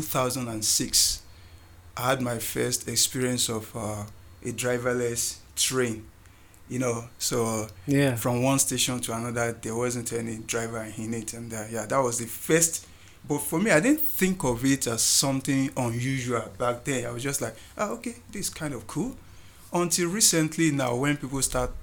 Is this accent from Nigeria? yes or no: yes; Nigeria; moved away as an adult; also born or lived in Singapore; now in South Africa; I'm from Nigeria.